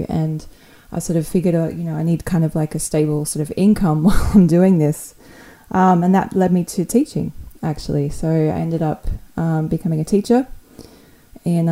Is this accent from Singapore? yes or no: no; Perth, Western Australia, Australia; now in Sydney, Australia; I grew up in this sort of a smaller town in Perth in the western side of Australia